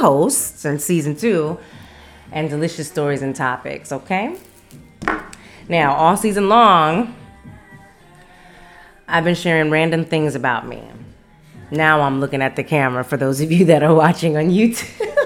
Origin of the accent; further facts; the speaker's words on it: Las Vegas, Nevada, United States; I'm from Las Vegas, Nevada